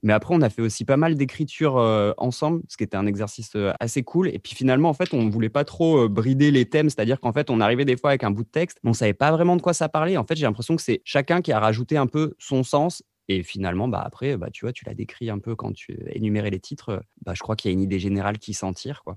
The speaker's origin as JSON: {"language": "French", "area": "Vercors", "region": "Auvergne-Rhône-Alpes", "country": "France", "tie": "born or raised there", "said": "nous, on vient de petits villages du Vercors dans la montagne."}